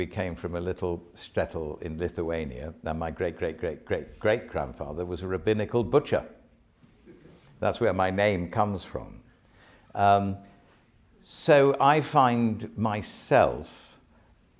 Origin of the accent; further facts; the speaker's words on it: Sandwich, South East England, United Kingdom; I come from Sandwich in Kent